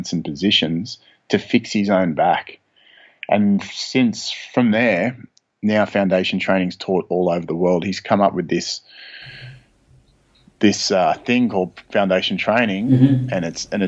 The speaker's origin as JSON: {"language": "English", "town": "Sydney", "region": "New South Wales", "country": "Australia", "tie": "born or raised there", "said": "I grew up in Sydney, Australia"}